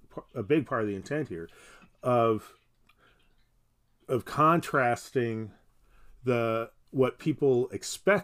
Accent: United States; We as contemporary American Christians

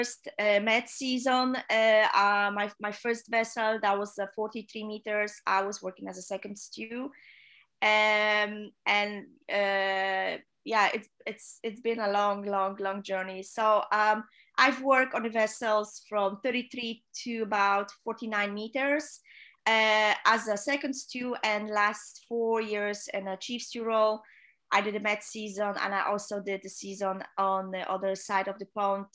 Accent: Poland; English is a second language; moved away as an adult; also born or lived in Fort Lauderdale / Netherlands / South Africa; home in my home country. I'm from Poland

